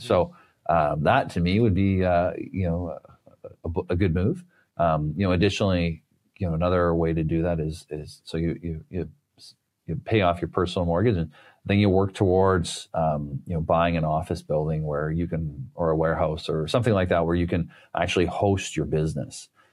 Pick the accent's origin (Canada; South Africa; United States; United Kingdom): Canada; being Canadian here